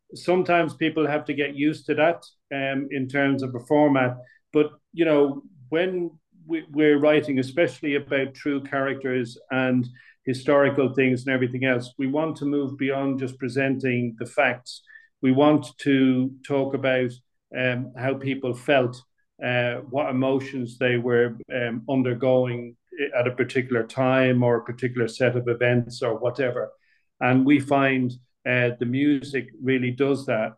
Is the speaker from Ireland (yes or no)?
yes; Dublin, Leinster, Ireland; moved away as an adult; also born or lived in Middle East / United Kingdom; I grew up in Dublin, born, bred, and buttered in Dublin